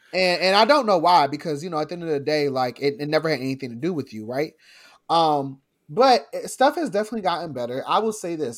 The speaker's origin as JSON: {"language": "English", "region": "New Jersey", "country": "United States", "tie": "born or raised there", "said": "I grew up in South Jersey"}